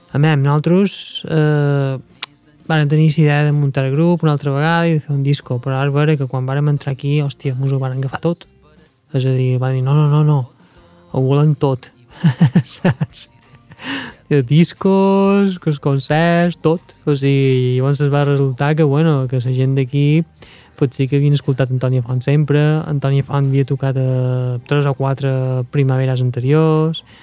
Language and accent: Catalan; Mallorca, Balearic Islands, Spain; nosaltres som mallorquins